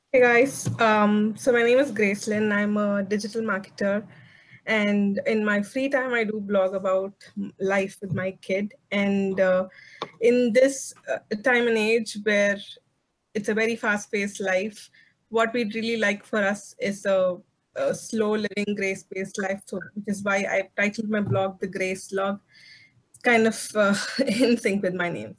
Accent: South India, India; I am from South India and the culture here is quite this quite similar across religions

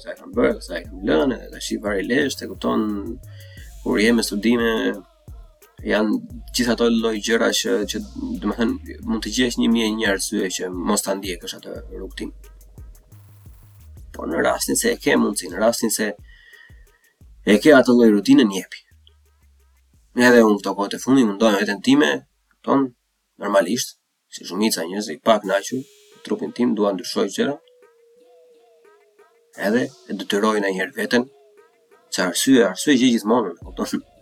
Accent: Berat, Berat County, Albania; vetë unë nga Berati vetë vetë në Shkodër

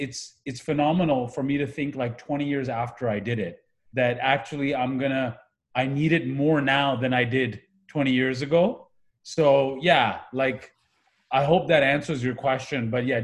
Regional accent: Pakistan; also born or lived in Kuwait; now in Canada; I grew up in the Middle East. I'm originally from Pakistan. We immigrated to Canada when the 1990 war happened in Iraq versus Kuwait. We were at Kuwait at the time.

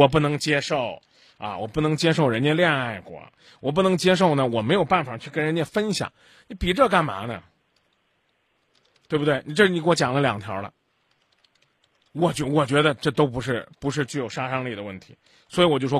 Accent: Zhengzhou, Henan, China; 我们郑州人身体好，知道吧？啊，我们经常是这，啊，我们这个我们这四季是抽风的四季

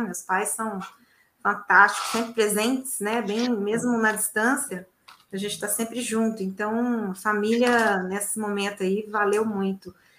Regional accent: Belo Horizonte, Minas Gerais, Brazil; Eu tenho muitos primos, sou de Belo Horizonte.

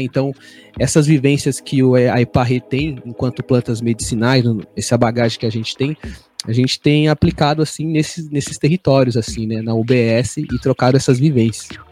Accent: Vazante quilombola community, near Seabra, Bahia, Brazil; now in Taboão da Serra, Brazil; tenho origem na comunidade quilombola da Vazante, próximo de Seabra, na Bahia

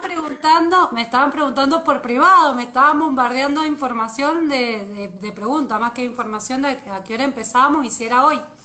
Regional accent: Mendoza, Argentina; para quienes somos de fuera de Buenos Aires, en este caso yo soy de Mendoza

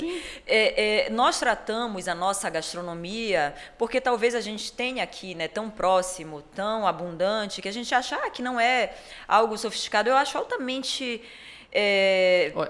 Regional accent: Pará, Brazil; also born or lived in Europe; eu sendo paraense da Gema, moradora do centro, centro histórico de Belém

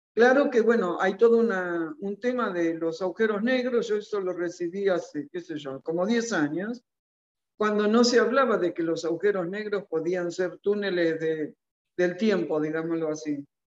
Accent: Argentina; mi país

